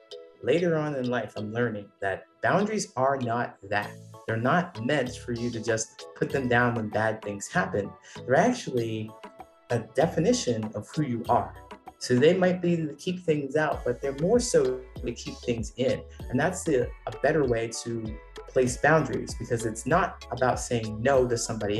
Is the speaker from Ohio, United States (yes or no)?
yes; Ohio, United States; moved away; I was born in a small town in Ohio, so I grew up in Ohio